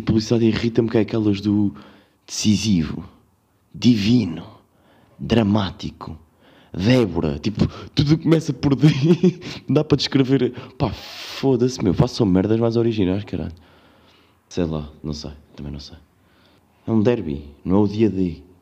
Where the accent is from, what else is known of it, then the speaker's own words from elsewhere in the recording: Covilhã, Centro, Portugal; now in Lisbon, Portugal; eu sou da Covilhã